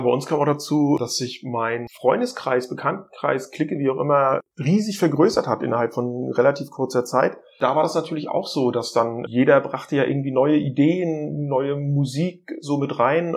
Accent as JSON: {"language": "German", "region": "northern East Germany", "country": "Germany", "said": "Als Ossi"}